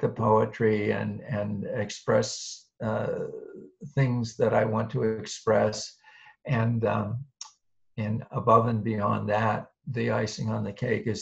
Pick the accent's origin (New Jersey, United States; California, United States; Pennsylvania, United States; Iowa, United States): Pennsylvania, United States; State College; now in Boston, United States; I grew up in State College, Pennsylvania, Central Pennsylvania, the same town where Penn State University is located.